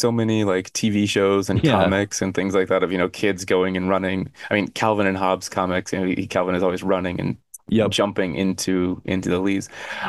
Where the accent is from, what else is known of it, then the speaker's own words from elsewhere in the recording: Arizona, United States; I never had to do that growing up in Arizona, fortunately.